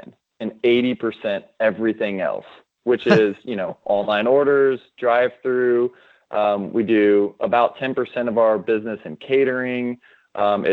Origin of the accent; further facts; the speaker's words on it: Austin, Texas, United States; now in Dallas, United States; I was born and raised in Austin, Texas